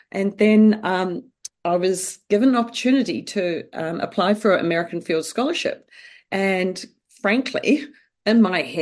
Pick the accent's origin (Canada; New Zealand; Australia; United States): New Zealand; Well, um, yes, I grew up in New Zealand.